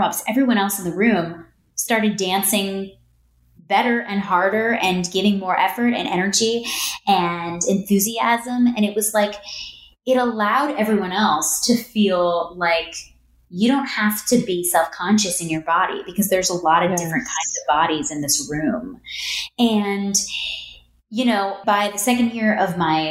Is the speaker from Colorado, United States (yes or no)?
no; New Jersey, United States; moved away as an adult; also born or lived in New York City; I grew up in New Jersey